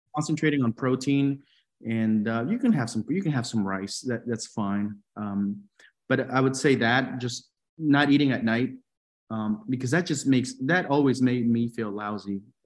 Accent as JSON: {"language": "English", "country": "Peru", "moved": "yes", "said": "I'm from Peru"}